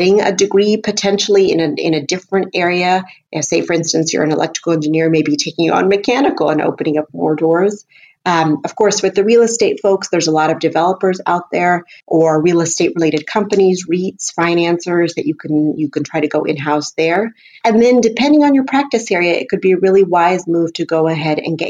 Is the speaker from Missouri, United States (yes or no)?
no; Houston, Texas, United States; my hometown as an example, Houston